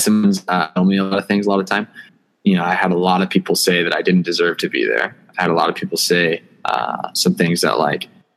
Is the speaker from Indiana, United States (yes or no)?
no; Plano, Texas, United States; I grew up in Plano, Texas, which is the suburb of Dallas, Texas